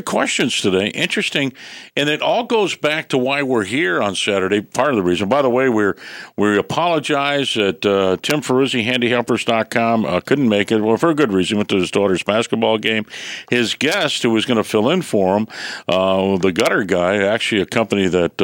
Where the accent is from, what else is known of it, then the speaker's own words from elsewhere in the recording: Detroit, Michigan, United States; moved away; When I grew up in Detroit